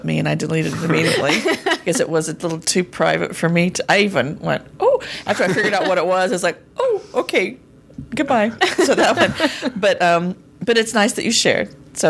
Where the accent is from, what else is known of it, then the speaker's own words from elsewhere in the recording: Arizona, United States; A daisy may seem obvious, but mine is symbolic of my home state of Arizona.